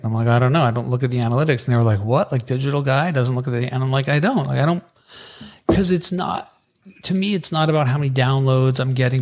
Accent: Canada; we're Canadian

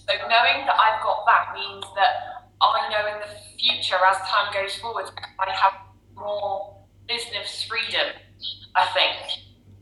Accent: Cornwall, South West England, United Kingdom; I'm from Cornwall, over the countryside

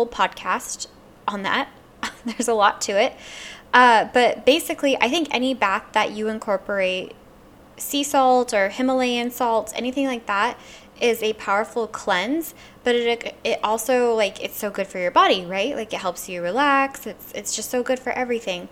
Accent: Louisiana, United States; I'm from Louisiana, and we use something called Van Van oil

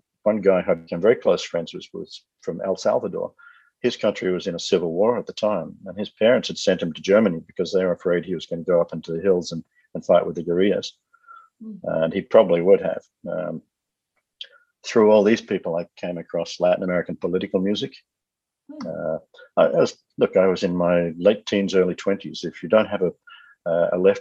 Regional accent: Australia; I'm Australian

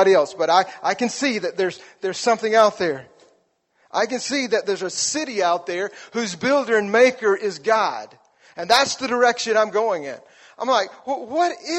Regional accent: South Alabama, United States; moved away; I grew up in South Alabama, which means we did not have hockey

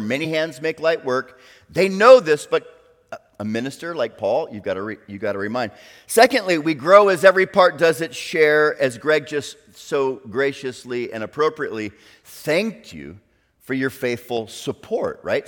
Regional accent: South Florida, United States; moved away as an adult; also born or lived in Orlando, Florida; now in Chattanooga, United States; growing up in South Florida

